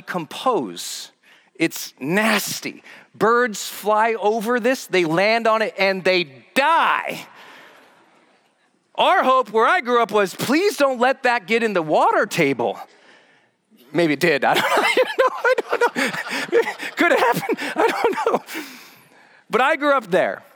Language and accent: English; Butte, Montana, United States; moved away as an adult; my hometown, Butte, Montana.